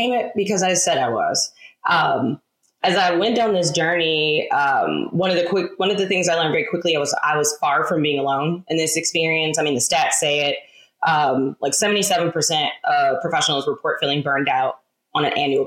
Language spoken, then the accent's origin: English; Detroit, Michigan, United States; moved away as an adult; now in Charlotte, United States; I'm originally from Detroit, born and raised, turned domestic nomad.